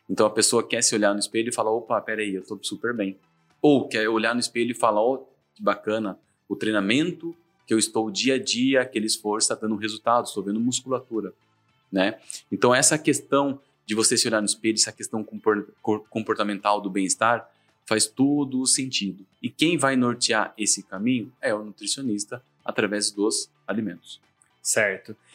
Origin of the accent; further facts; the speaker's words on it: Laranjal Paulista, São Paulo, Brazil; sou uma pessoa que veio lá do interior, um pouquinho mais interior do que Sorocaba, sou de Laranjal Paulista, nascido lá, criado lá, e com meus 18 anos fui fazer faculdade.